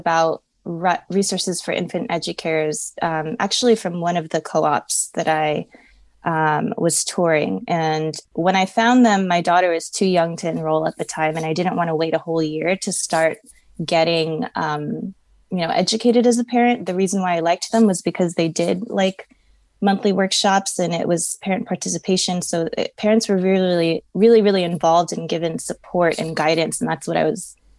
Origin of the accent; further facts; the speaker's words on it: Long Beach, California, United States; I'm born and raised in Long Beach, California